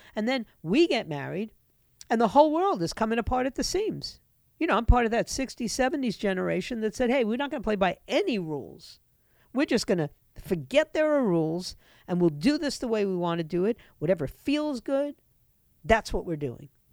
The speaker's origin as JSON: {"language": "English", "country": "United States", "tie": "born or raised there", "said": "this country, which I grew up"}